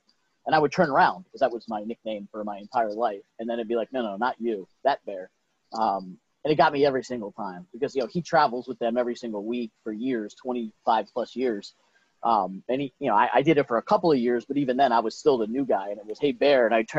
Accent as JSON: {"language": "English", "town": "Miami", "region": "Florida", "country": "United States", "tie": "born or raised there", "moved": "as an adult", "lives_now": "Bristol, Connecticut, United States", "said": "born and raised in Miami, went to University of Florida, and bounced around the nation for a couple of years doing minor league play-by-play and working for various major minor league teams before ending up in Bristol, Connecticut for ESPN."}